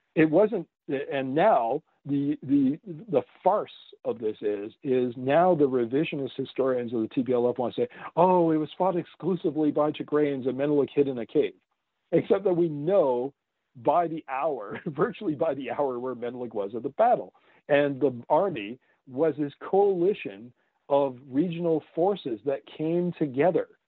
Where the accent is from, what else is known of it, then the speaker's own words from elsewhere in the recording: Canada; I'm a Canadian. Yeah. So I've lived next to this elephant all my life